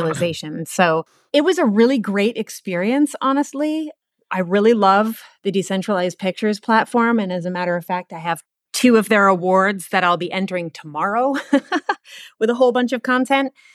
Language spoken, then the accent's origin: English; East Coast, United States; moved away as an adult; also born or lived in Portland, Oregon; I'm from the East Coast. I moved out to Portland, Oregon, sight unseen